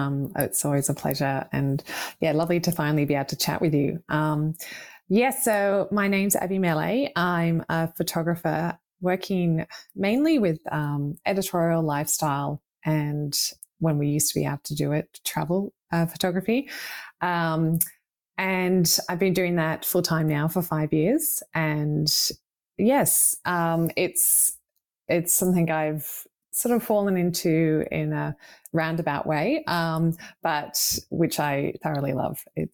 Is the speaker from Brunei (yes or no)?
no; Australia; also born or lived in United Kingdom; Yes. So I grew up both in Australia and the UK. So my father's British.